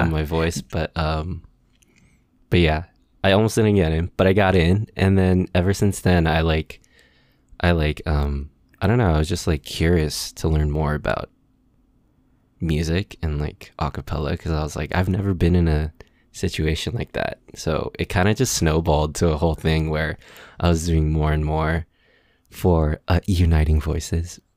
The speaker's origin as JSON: {"language": "English", "area": "San Gabriel Valley, Los Angeles area", "region": "California", "country": "United States", "tie": "born or raised there", "also_born_or_lived": "Koreatown, Los Angeles", "said": "I grew up here in the L A area, more specifically the San Gabriel Valley"}